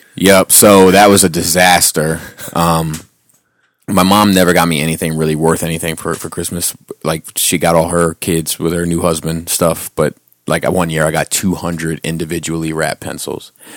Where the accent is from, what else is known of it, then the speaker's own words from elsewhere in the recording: Cradle Rock, Maryland, United States; I grew up on Cradle Rock